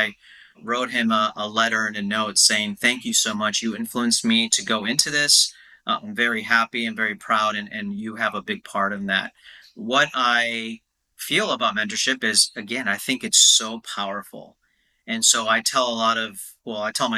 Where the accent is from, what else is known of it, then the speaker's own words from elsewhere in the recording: United States; being an Indian American